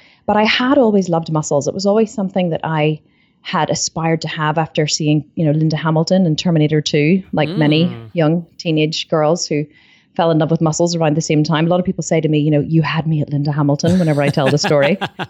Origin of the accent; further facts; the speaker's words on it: Ireland; I had this really strong urge to say it in like an American accent, which would be really bad because I'm Irish. But what's up is not a very Irish thing.